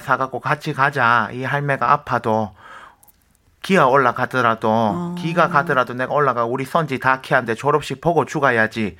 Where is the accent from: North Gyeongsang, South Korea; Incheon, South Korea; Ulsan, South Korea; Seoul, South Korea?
Ulsan, South Korea; moved away; 제 그 고향이 울산 정자거든요.